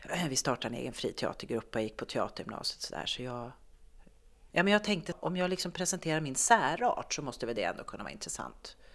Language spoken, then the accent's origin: Swedish; Norrbotten County, Sweden; also born or lived in Malmö; Jag tänkte att jag har bott i Malmö och jag har bott, jag kommer från Norrbotten fast jag är från Tornedalen.